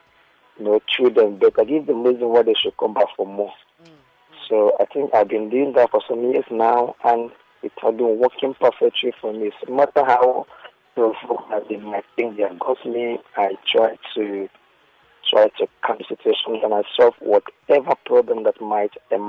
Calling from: Lagos, Nigeria; I'm calling from Lagos Island.

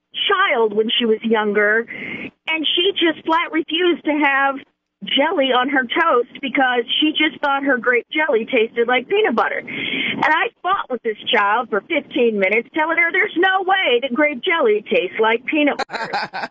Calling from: Fayetteville, Arkansas, United States; I'm calling from Fayetteville.

